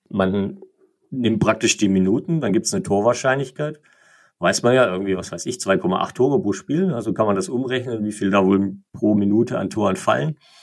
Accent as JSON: {"language": "German", "town": "Igersheim", "region": "Baden-Württemberg", "country": "Germany", "tie": "born or raised there", "said": "Mein Heimatort ist Igersheim, einer romantischen Straße, 5000 Einwohner ungefähr"}